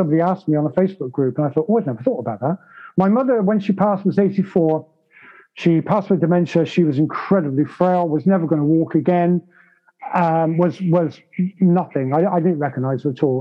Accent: United Kingdom; I'm British

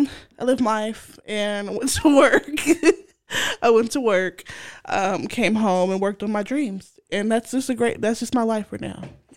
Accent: Kansas, United States; we're from Kansas. We flatlands.

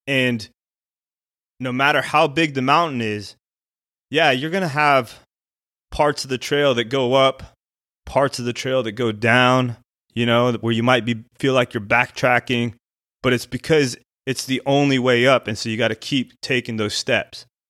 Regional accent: Albuquerque, New Mexico, United States; I grew up in Albuquerque, New Mexico

